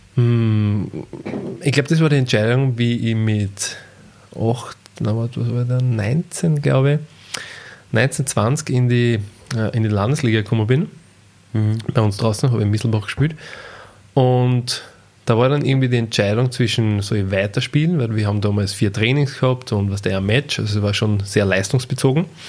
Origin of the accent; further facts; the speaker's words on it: Austria; Ausbildung bei uns in La gemacht